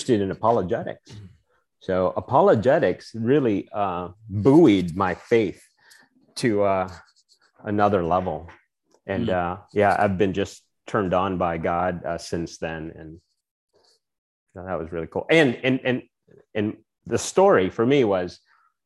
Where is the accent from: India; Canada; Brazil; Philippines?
Philippines; moved away as an adult; now in United States; So I grew up in the Philippines. Part of my life was spent there